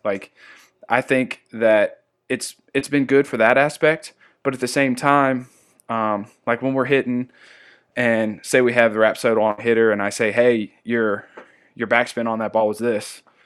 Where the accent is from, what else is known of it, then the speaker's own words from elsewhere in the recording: Amherst, Virginia, United States; moved away; my hometown, uh, Amherst, Virginia.